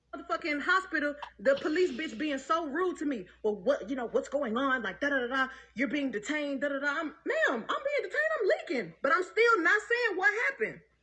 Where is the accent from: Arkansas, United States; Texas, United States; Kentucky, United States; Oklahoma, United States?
Texas, United States; Houston